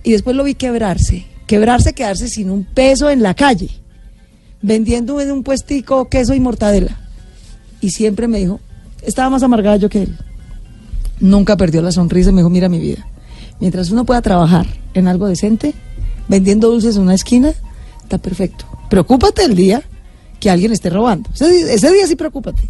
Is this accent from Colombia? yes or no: yes; Bogotá, Bogotá Capital District, Colombia; also born or lived in Boyacá; Los bogotanos somos minoría en Bogotá